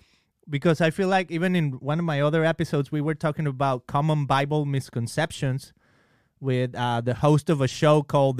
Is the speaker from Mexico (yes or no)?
yes; Mexico; now in California, United States; when I was growing up, I grew up in Mexico.